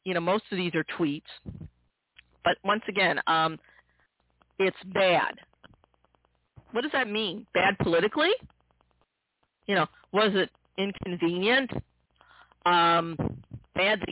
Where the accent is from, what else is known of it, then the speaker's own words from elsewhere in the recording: United States; I'm an American Jew